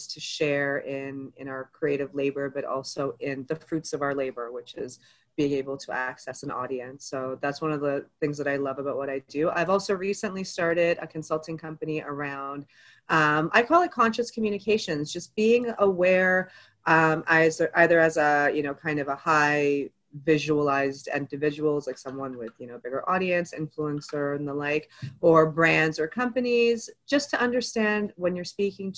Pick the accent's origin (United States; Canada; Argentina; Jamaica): Canada; Toronto, Ontario; also born or lived in Egypt (ancestry); I was born to Egyptian immigrant parents here in Canada. I grew up mostly in Scarborough